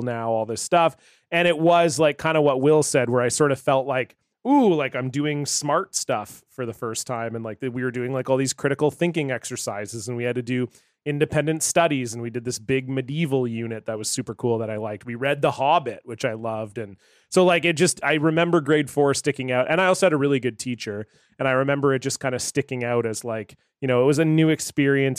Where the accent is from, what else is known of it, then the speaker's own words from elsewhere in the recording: Ontario, Canada; It's grade 8 because I grew up in Ontario.